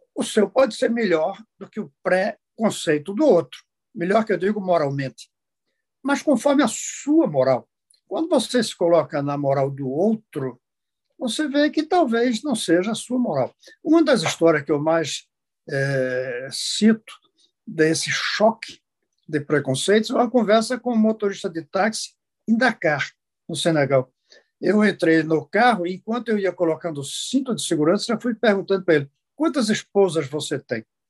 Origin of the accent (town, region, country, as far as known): Brazil